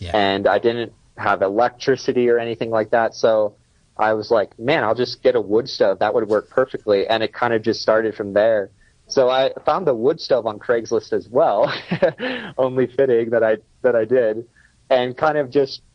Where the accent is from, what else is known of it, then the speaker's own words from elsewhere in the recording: Pennsylvania, United States; growing up in the States in like a small rural area of Pennsylvania